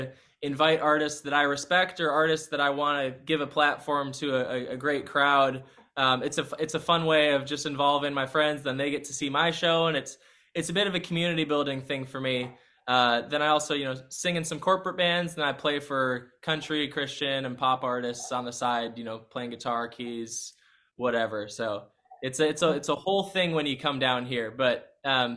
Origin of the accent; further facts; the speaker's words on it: Vernon Hills, Illinois, United States; now in Nashville, United States; I'm from Vernon Hills, so Chicago land